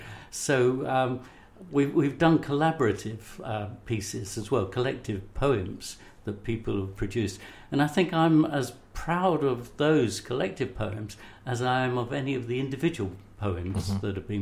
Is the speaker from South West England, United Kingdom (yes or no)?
no; Somers Town, London, United Kingdom; born there; I am from, well, you know, I was born up the road in Somers Town, for example.